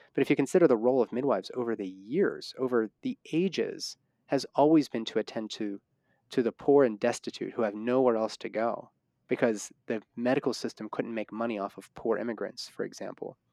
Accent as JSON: {"language": "English", "town": "Pittsburgh", "region": "Pennsylvania", "country": "United States", "tie": "born or raised there", "said": "that's my hometown."}